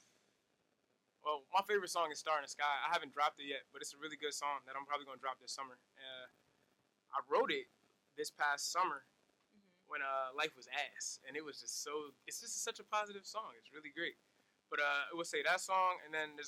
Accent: East Orange, New Jersey, United States; I'm from East Orange, New Jersey

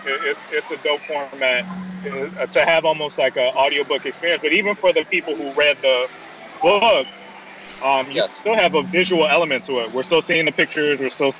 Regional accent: South Florida, United States; I grew up in South Florida as well

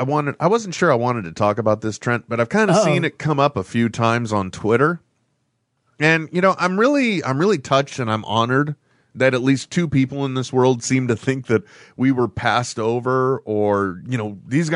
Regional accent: San Francisco, California, United States; I'm from the San Francisco area.

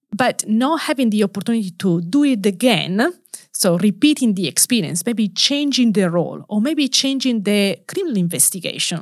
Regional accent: Turin, Piedmont, Italy; English is a second language; moved away; home country. So, Turi in the northwest of Italy

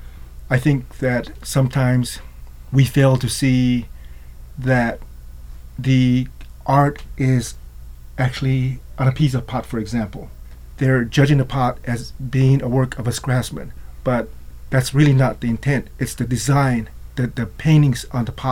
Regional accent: New Mexico, United States; As an Ashwi member from a tribe in New Mexico

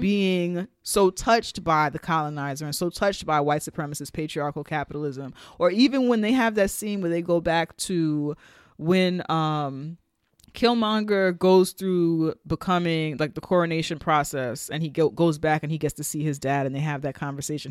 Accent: United States; Black Americans and our connection to Africa

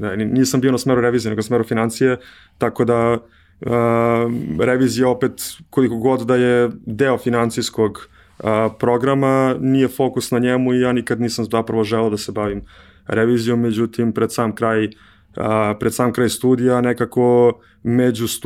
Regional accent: Belgrade, Serbia; also born or lived in Brussels, Belgium; rođen sam u Beogradu, uh, imam 30 godina

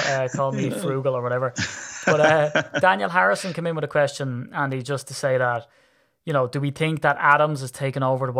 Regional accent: Ireland; I'm Irish.

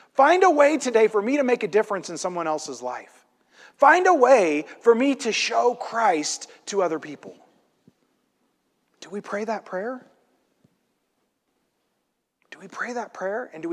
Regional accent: Illinois, United States; I grew up in Illinois in a place that's very flat

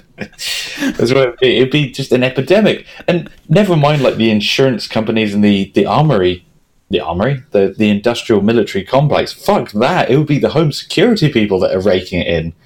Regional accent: England, United Kingdom; We're English. We're very English.

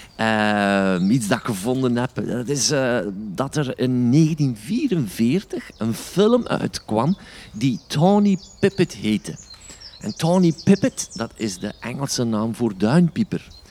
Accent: Stekene, Flanders, Belgium; En dat is mijn geboortedorp

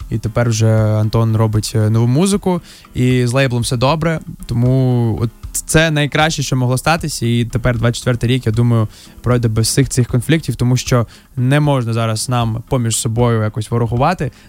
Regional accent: Mariupol, Donetsk Oblast, Ukraine; ти з Донецька, блін, а я з Маріуполя.

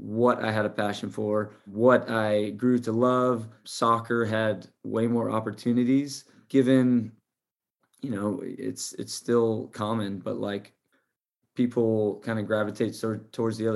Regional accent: Irvine, California, United States; the Irvine Strikers where I grew up playing just south

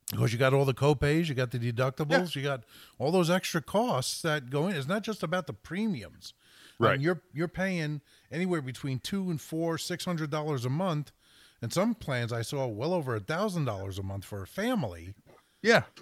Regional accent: Bayonne, New Jersey, United States; My hometown of Bayonne, New Jersey

